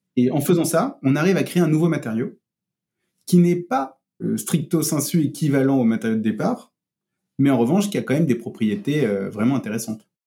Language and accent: French; Marseille, Provence-Alpes-Côte d'Azur, France; moved away as an adult; also born or lived in Paris; j'ai passé, euh, j'ai passé mes, 19 premières années à Marseille